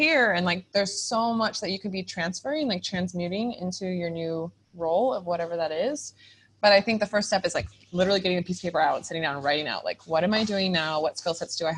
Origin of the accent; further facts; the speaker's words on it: California, United States; moved away as an adult; also born or lived in Costa Rica; I'm from California, startup-y, a go-getter